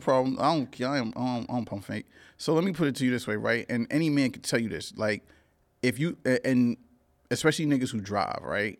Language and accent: English; New York City, New York, United States; also born or lived in Cambria Heights, Queens; I grew up in Crown Heights and I grew up in Cambria Heights, which is a spot in Jamaica, Queens